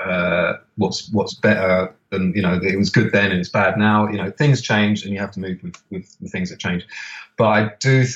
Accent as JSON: {"language": "English", "region": "London", "country": "United Kingdom", "tie": "born or raised there", "said": "I grew up in Camden, so just surrounded by record shops"}